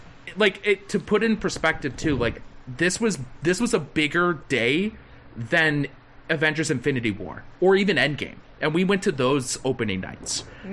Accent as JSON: {"language": "English", "town": "McHenry", "region": "Illinois", "country": "United States", "tie": "born or raised there", "said": "with my hometown with the McHenry Theater, the McHenry Outdoor Theater."}